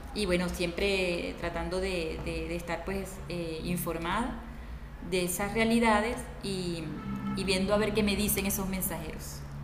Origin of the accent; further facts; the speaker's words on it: Valera, Trujillo, Venezuela; moved away as an adult; now in Argentina; yo soy trujillana, valerana y y siempre he vivido allí